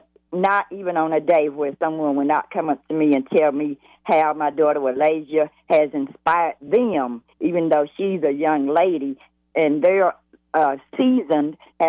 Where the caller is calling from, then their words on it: Lawndale, North Carolina, United States; I'm calling in from Lawndale, North Carolina. That's about an hour away from Charlotte.